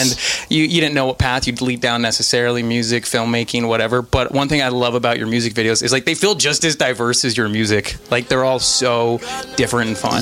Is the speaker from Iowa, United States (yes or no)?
no; Reno, Nevada, United States; now in Los Angeles, United States; I'm from Reno, Nevada, which isn't near uh, Vegas. It gets cold there. Like there are lots of snow, so like I grew up snowboarding